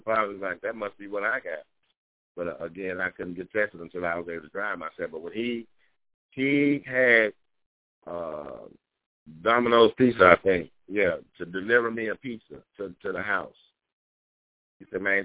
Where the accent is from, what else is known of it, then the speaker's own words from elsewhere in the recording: Greenville, Mississippi, United States; moved away as an adult; I'm born and raised in Greenville, two-parent home